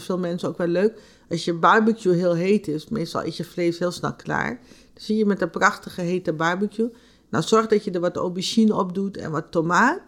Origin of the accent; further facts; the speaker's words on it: Nickerie, Suriname; Ik kom uit Nikeri, mijn familie komt uit het reisdistrict